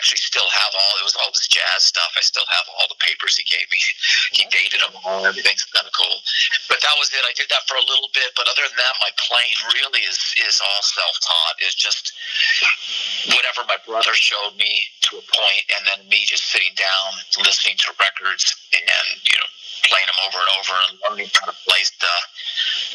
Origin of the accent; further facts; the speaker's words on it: Tucson, Arizona, United States; moved away as an adult; also born or lived in California; I'm from Tucson, but I had moved to California in 1993.